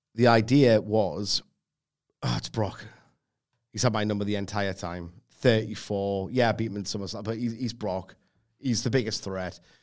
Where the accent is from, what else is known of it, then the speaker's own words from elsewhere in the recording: England, United Kingdom; I'm English